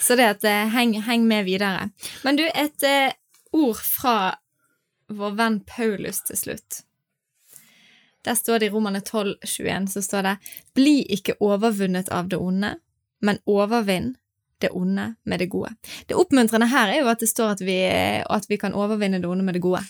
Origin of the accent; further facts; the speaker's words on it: Norway; vi i Norge